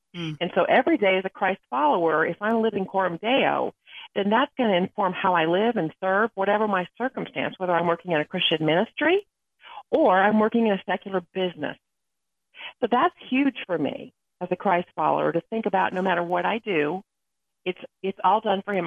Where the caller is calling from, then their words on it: Atlanta, Georgia, United States; I'm calling in from Atlanta, Georgia.